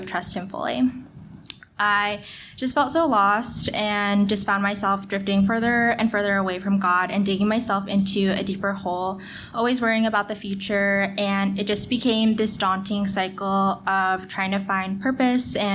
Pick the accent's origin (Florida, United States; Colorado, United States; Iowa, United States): Colorado, United States; Denver; I'm from Denver, Colorado. I was born and raised in a loving Christian home